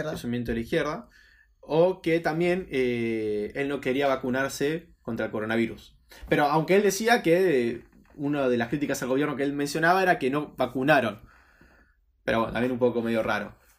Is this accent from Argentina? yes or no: yes; Mar del Plata, Buenos Aires Province, Argentina; nosotros somos Mar de Plata